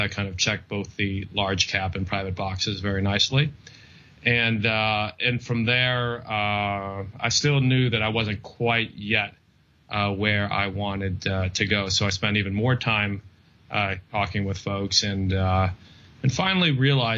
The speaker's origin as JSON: {"language": "English", "town": "San Diego", "region": "California", "country": "United States", "tie": "born or raised there", "also_born_or_lived": "London", "said": "I grew up in San Diego and went to Stanford"}